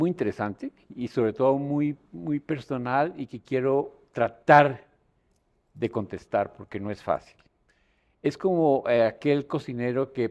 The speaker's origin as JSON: {"language": "Spanish", "town": "Bogotá", "region": "Bogotá Capital District", "country": "Colombia", "tie": "born there", "said": "Pues yo nací en Bogotá."}